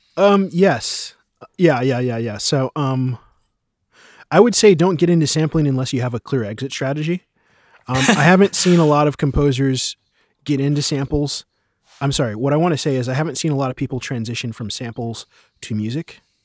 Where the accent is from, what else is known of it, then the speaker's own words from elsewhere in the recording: United States; now in Berlin, Germany; I am an American composer and, um, sample producer based in Berlin